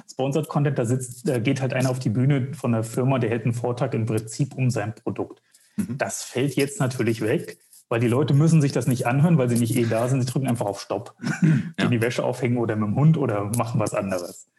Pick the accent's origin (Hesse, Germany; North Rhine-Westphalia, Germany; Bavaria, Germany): Hesse, Germany; Wetzlar; ich komme aus Wetzlar